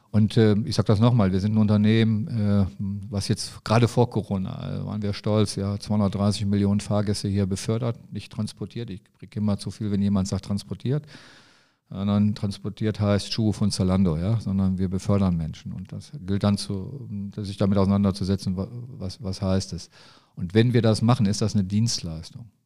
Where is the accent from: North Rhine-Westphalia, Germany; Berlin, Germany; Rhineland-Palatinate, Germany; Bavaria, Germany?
North Rhine-Westphalia, Germany; Neuss; ich bin in, in Neues groß geworden, wir sind zur Neuss zur Schule gegangen